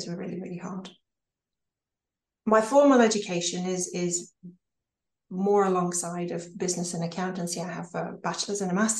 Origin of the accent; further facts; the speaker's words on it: Ukraine; moved away as an adult; also born or lived in United States; I was born in Ukraine, and I left at the age of 19